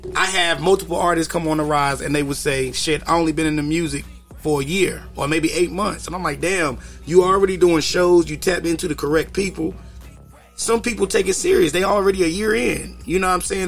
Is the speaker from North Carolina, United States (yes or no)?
yes; Kinston, North Carolina, United States; I'm from Kinston, North Carolina, small town.